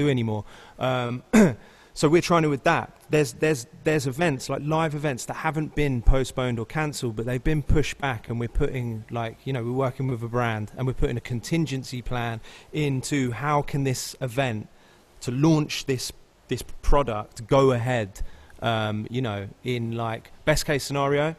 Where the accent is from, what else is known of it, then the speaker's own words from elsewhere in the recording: United Kingdom; now in Los Angeles, United States; And I'm British.